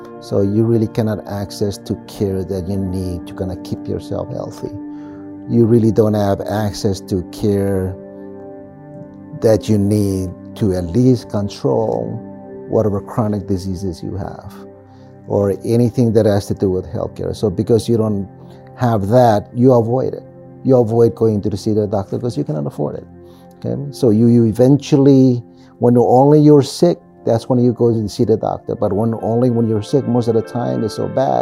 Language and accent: English; Marshall Islands; now in Springdale, United States; all of us Marshallese